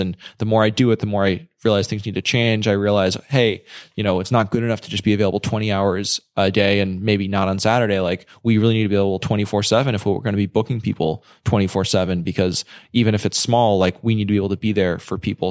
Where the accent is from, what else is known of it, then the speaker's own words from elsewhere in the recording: New York, United States; I'm from New York, so I, I went home